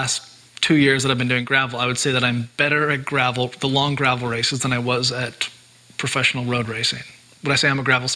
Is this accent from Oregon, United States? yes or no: yes; Bend, Oregon, United States; growing up in Bend